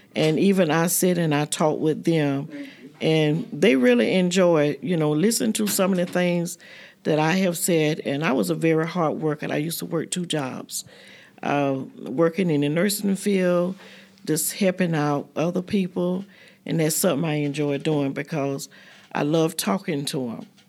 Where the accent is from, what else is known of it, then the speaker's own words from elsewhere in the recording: Fort Pierce, Florida, United States; moved away as an adult; also born or lived in Maysville, South Carolina; My family moved to Florida, Fort Pierce, when I was about three years old. So I went to school there in Fort Pierce.